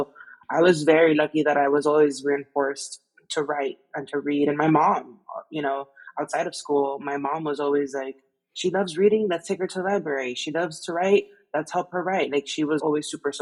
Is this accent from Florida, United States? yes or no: yes; Miami, Florida, United States; I'm from Miami